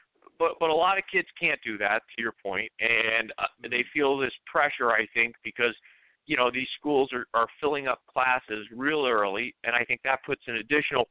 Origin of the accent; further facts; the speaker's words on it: Florida, United States; I'm from South Florida. You know, it's warm, high humidity. I'm used to that.